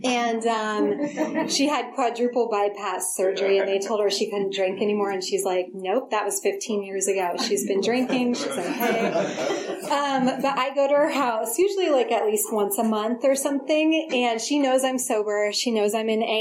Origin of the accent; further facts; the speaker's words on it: Forestville, California, United States; also born or lived in Berkeley, California; I was born in Berkeley, but grew up in a really small town in Sonoma County, Forestville.